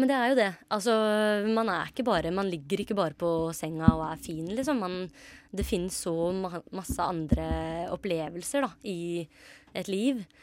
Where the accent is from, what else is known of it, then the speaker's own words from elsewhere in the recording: Grenland, Telemark, Norway; moved away; Grenland, der jeg er fra